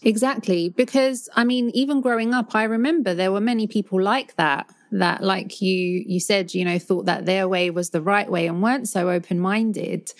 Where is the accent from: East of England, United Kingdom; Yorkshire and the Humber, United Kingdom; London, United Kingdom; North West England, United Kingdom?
London, United Kingdom; accent: Cockney London; growing up in London, it's so multicultural